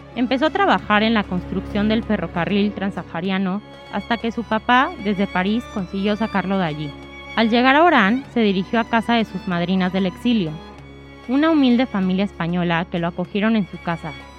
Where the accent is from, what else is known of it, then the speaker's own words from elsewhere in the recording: Mexico; accent: Mexican; moved away as an adult; now in Spain; como podrán notar por mi acento, soy mexicana